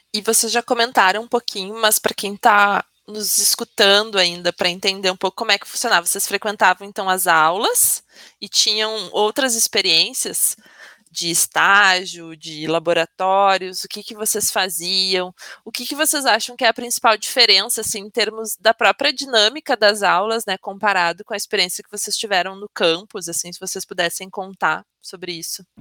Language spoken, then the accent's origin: Portuguese; Brazil